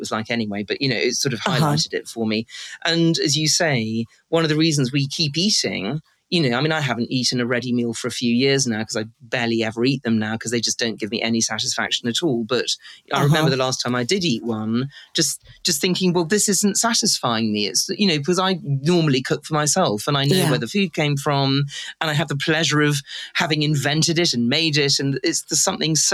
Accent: United Kingdom; I'm a British girl

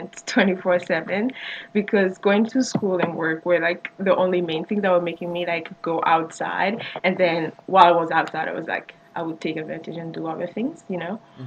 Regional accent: Côte d’Ivoire; also born or lived in Senegal; now in Canada; His grandparents moved to the Ivory Coast, and that's why I'm like from the Ivory Coast

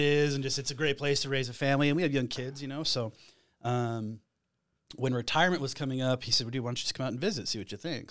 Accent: Flagstaff, Arizona, United States; moved away as an adult; I'm originally from Flagstaff, Arizona

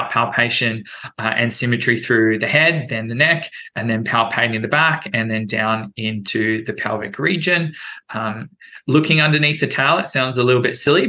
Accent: Brisbane, Queensland, Australia; moved away as an adult; also born or lived in United Kingdom; now in Wellington, United States; Back in my home country in Australia

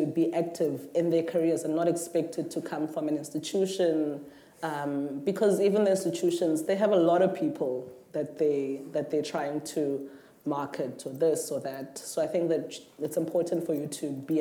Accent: South Africa; I'm saying as a South African artist

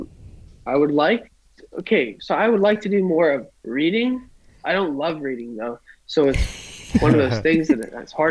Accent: Healdsburg, California, United States; this is my hometown

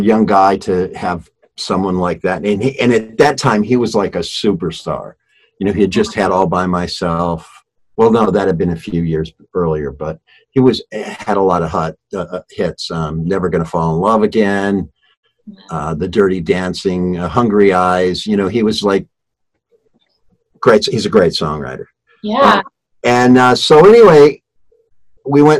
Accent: Shaker Heights, Ohio, United States; moved away as an adult; now in Los Angeles, United States; I grew up in Shaker Heights, Ohio. It's a small town outside of Cleveland

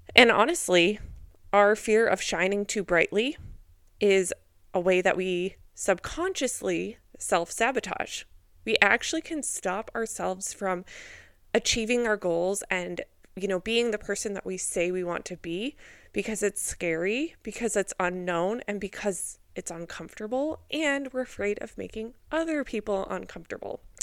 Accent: Minnesota, United States; I grew up in Minnesota

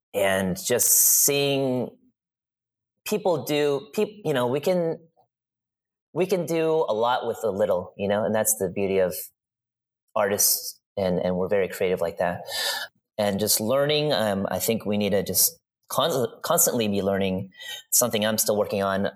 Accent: East Coast, United States; moved away; I grew up on the East Coast.

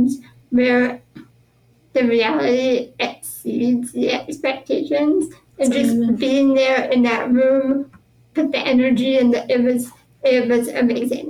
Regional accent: Pittsburgh, Pennsylvania, United States; I was born and raised here in Pittsburgh

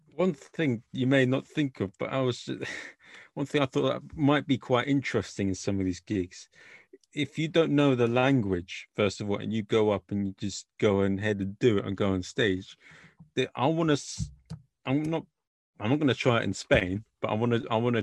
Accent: England, United Kingdom; accent: English; my English accent

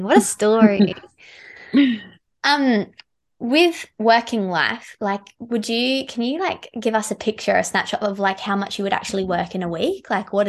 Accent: South Australia, Australia; I'm from South Australia

